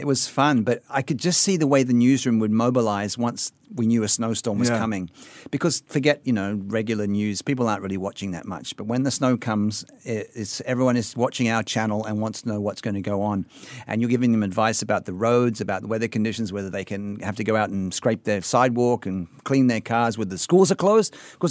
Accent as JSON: {"language": "English", "town": "Sydney", "region": "New South Wales", "country": "Australia", "tie": "born or raised there", "also_born_or_lived": "United Kingdom / Denver, Colorado / Connecticut", "moved": "as an adult", "lives_now": "Singapore", "said": "I grew up in Australia. As you know, I lived in the UK"}